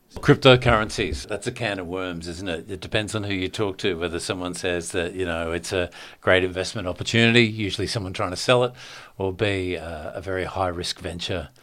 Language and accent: English; Australia